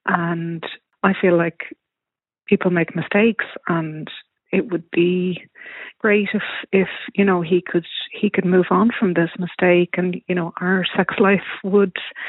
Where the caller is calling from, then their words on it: Toronto, Ontario, Canada; I'm ringing from Toronto.